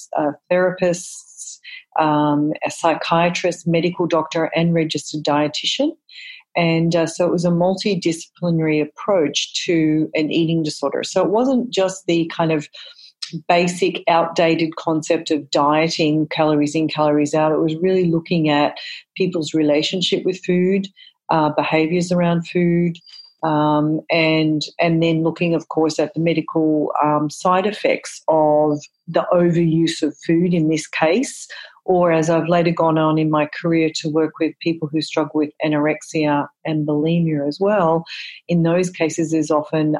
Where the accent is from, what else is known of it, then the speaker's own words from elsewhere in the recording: Australia; moved away as an adult; now in United States; I'm originally from Australia